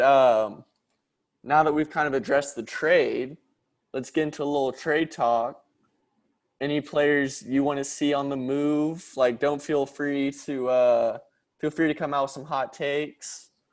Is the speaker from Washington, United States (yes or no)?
no; Dallas, Texas, United States; I'm from Dallas